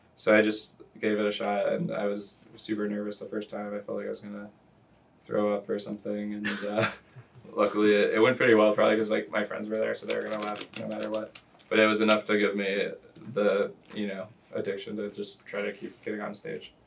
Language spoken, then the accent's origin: English; Louisville, Kentucky, United States; moved away as an adult; also born or lived in Pittsburgh, Pennsylvania / Beloit, Wisconsin; I am from Louisville, Kentucky originally. Born in Ooh. Pittsburgh, but grew up Louisville, Kentucky